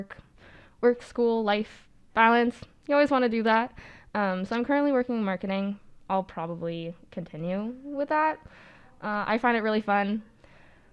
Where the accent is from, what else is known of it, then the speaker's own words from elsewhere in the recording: Ottawa, Ontario, Canada; moved away as an adult; I'm from Ottawa